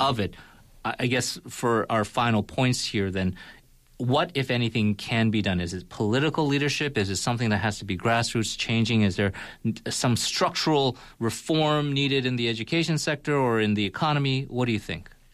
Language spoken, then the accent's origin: English; California, United States; moved away; we're both from California